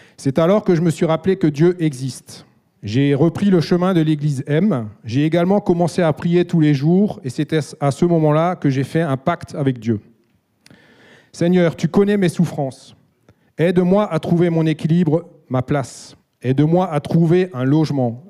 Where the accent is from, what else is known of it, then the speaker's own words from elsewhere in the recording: Alsace, Grand Est, France; Je suis alsacien et j'ai grandi dans une famille chrétienne